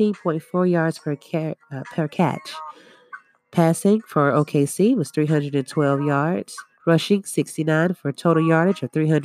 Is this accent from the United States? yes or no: yes; Atlanta, Georgia, United States; I'm from Atlanta